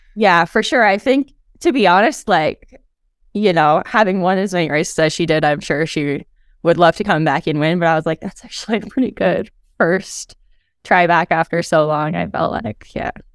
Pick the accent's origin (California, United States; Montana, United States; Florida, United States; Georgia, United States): Montana, United States; Helena; Helena is where I'm from